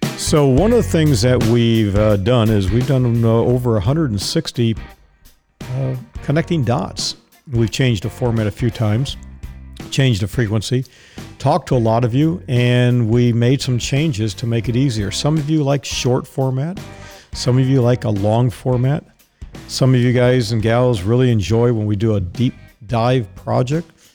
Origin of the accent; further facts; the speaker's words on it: Dallas, Texas, United States; moved away; Dallas is my hometown. That's where I was born. Haven't lived in Dallas for a long time